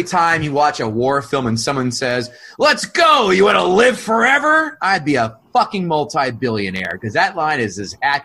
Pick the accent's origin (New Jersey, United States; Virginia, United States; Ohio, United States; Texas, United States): New Jersey, United States; I'm from Jersey. I work in the city